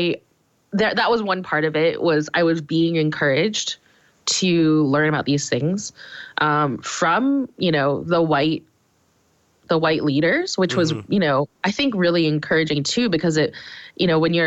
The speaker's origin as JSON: {"language": "English", "town": "Detroit", "region": "Michigan", "country": "United States", "tie": "born or raised there", "also_born_or_lived": "Nashville, Tennessee", "moved": "as an adult", "said": "I grew up in Metro Detroit, and then I moved to Nashville"}